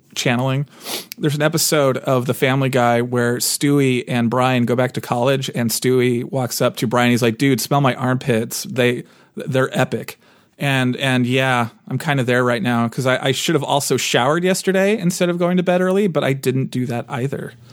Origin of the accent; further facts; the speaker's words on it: United States; I'm too American